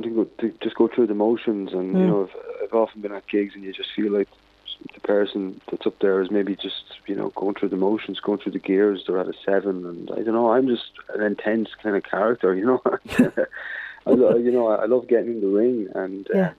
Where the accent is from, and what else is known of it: Dundalk, Leinster, Ireland; born or raised there; moved away